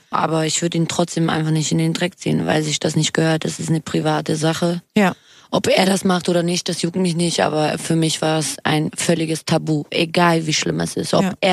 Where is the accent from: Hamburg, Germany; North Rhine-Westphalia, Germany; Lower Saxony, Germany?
Hamburg, Germany; now in Berlin, Germany; Das ist meine, meine Heimatstadt.